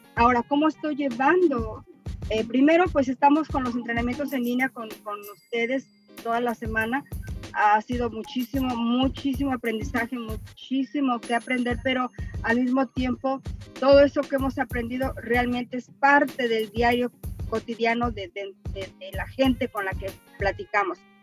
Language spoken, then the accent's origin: Spanish; Mexico; now in Dallas, United States; soy mexicana